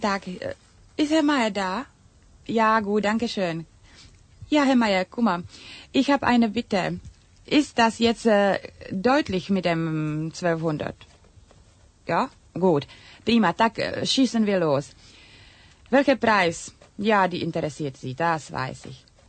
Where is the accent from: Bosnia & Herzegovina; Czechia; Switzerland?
Czechia; first language Czech; German is a second language; now in Germany; in tschechischer Sprache, weil das meine Muttersprache ist.